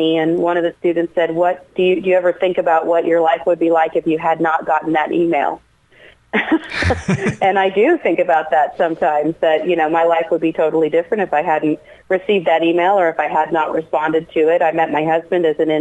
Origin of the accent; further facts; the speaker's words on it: Scottsburg, Indiana, United States; my hometown